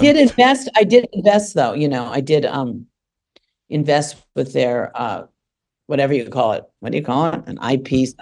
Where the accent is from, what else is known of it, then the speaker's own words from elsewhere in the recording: Los Angeles, California, United States; When I was growing up here